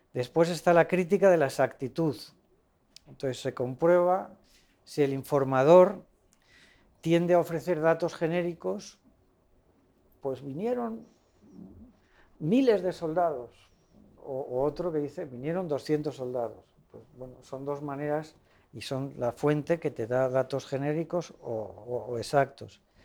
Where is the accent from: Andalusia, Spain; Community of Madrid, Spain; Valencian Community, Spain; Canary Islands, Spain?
Community of Madrid, Spain; Madrid; moved away; cuando era pues casi adolescente, eh, participaba en una catequesis que íbamos en Madrid